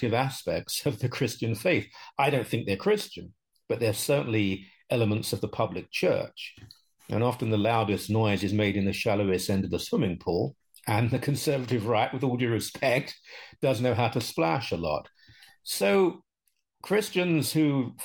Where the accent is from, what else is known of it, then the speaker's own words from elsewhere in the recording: United Kingdom; also born or lived in London; now in Canada; I grew up in Britain